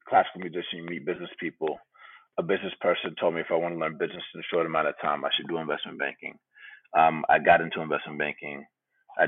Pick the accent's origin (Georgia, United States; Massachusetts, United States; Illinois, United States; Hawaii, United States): Georgia, United States; Atlanta; moved away as an adult; also born or lived in California; now in Bay Area, United States; I was born in California, grew up in Atlanta